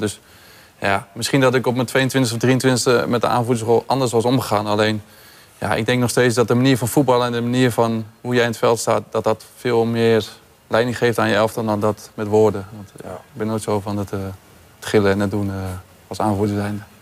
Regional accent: Rotterdam, South Holland, Netherlands; als Rotterdammer

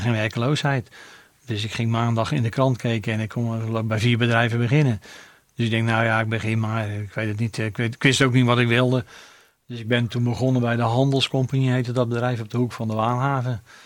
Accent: Rotterdam, South Holland, Netherlands; Dus, dus mijn, mijn geboorte is het centrum, maar mijn, mijn hele leven heb ik op eh, Zuid gewoond

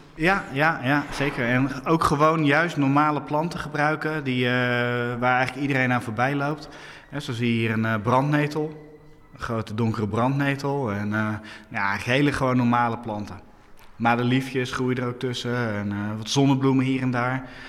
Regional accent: Hoeksche Waard, South Holland, Netherlands; Ik ben eh, opgegroeid in de Hoekse Waard

